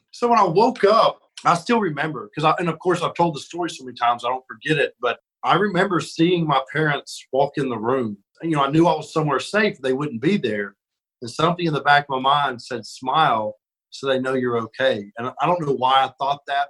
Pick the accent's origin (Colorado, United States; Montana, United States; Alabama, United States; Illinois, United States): Alabama, United States; Birmingham; I'm from Alabama, and you know, grew up when I was real little. We were far out in the country, and then as I got older, we lived more in Birmingham. So I kind of grew up in in the city